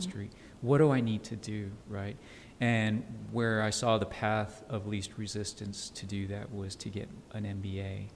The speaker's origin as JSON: {"language": "English", "town": "El Paso", "region": "Texas", "country": "United States", "tie": "born or raised there", "also_born_or_lived": "San Francisco / New York City", "moved": "as an adult", "lives_now": "Dallas, United States", "said": "I grew up in El Paso"}